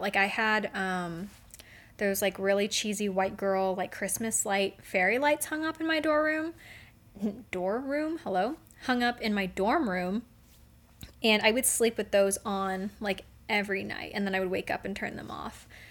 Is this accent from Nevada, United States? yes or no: yes; Las Vegas, Nevada, United States; I'm from Vegas. I'm from the desert